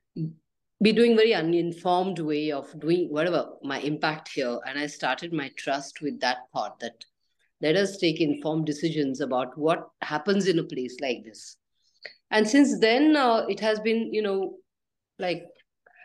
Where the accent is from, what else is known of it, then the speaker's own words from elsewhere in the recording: Pune, Maharashtra, India; moved away as an adult; now in Anegundi, India; I was born in Pune, trained as an artist. I always loved villages, and I traveled extensively in the Western world from a very early age. But I also saw our India, and I was growing up in a city called Pune